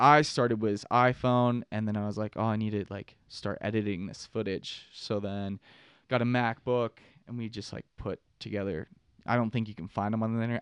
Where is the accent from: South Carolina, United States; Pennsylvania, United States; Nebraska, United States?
Pennsylvania, United States; Pittsburgh; moved away as an adult; also born or lived in Utah; I'm from Pittsburgh, Pennsylvania. Uh, grew up there, rode Seven Springs uh, I was about 18